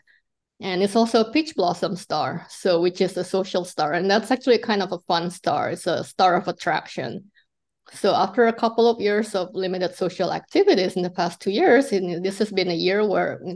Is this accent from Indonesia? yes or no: yes; Indonesia; moved away; I came from Indonesia